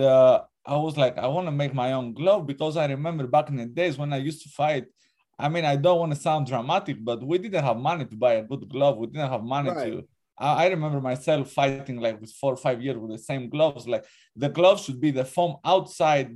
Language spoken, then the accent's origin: English; Greece; moved away; I'm from Greece, actually. I'm half Greek, half Albanian.